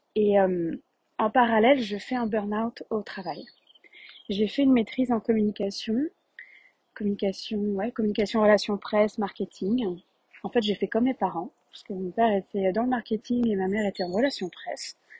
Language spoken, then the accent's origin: French; Paris region, Île-de-France, France; accent: French; moved away as an adult; also born or lived in Quebec, Canada; je suis née euh, en France de par un père euh, français, marseillais, et une mère québécoise de tête formale. Donc je suis née avec deux passeports, je suis née euh, avec ces deux pays pour patrie. J'ai vécu en France 27 ans, en région parisienne, puis Paris pendant 10 ans